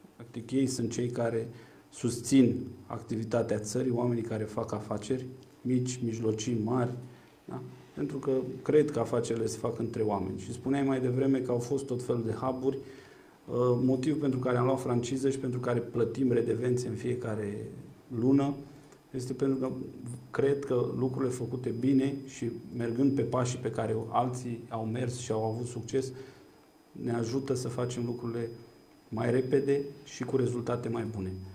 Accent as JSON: {"language": "Romanian", "town": "Ploiești", "region": "Prahova", "country": "Romania", "said": "Eu sunt un ploieștean cu spirit civic"}